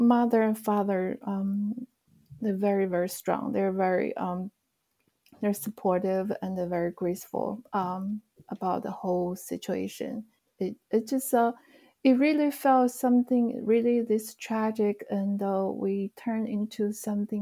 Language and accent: English; China; moved away as an adult; now in United States; Actually, I grew up in China. I came to the States in the mid-90s for school.